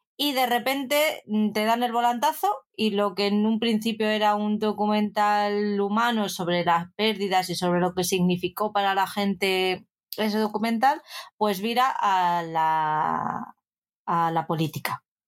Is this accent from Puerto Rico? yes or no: no; Madrid, Community of Madrid, Spain; como buena madrileña